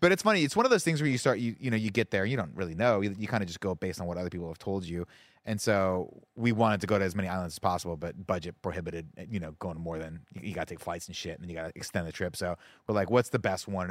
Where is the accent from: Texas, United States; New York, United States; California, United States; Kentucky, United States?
California, United States; Riverside; when I grew up in Riverside, we used to go to the Canyon Crest Center